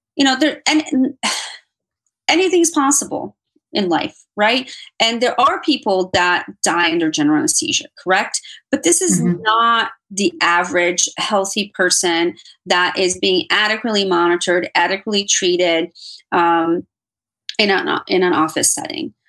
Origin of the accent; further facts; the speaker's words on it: Miami, Florida, United States; moved away; i consider my hometown so i'm going to say miami